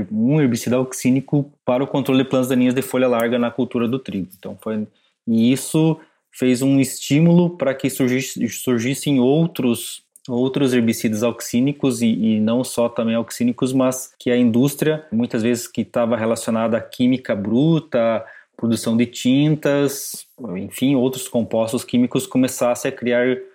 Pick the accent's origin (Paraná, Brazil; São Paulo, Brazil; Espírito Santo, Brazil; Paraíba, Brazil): Paraná, Brazil; now in Sertão, Brazil; Sou paranaense, fiz agronomia no, na Universidade Tecnológica Federal do Paraná.